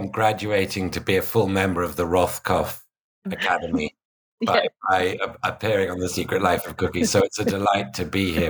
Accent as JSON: {"language": "English", "country": "United Kingdom", "said": "because I'm British"}